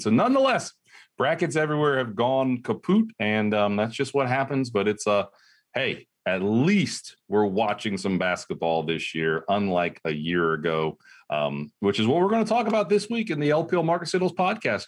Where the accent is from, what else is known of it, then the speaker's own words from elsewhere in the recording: Ohio, United States; I'm from Ohio, Ohio State fan